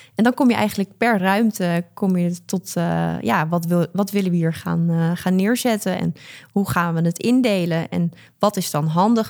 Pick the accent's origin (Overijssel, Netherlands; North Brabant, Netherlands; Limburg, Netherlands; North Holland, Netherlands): North Holland, Netherlands; Amsterdam; Ik ben 25 jaar oud, geboren getogen in Amsterdam.